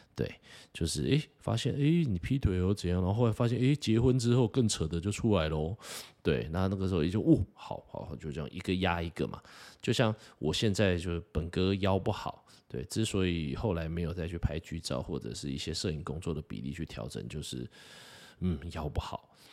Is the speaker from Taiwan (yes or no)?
yes; Taiwan; 身为一个台湾人